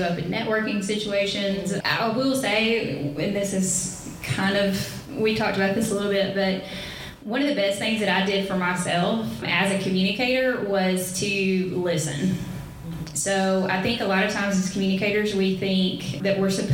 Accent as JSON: {"language": "English", "region": "the South", "country": "United States", "accent": "southern"}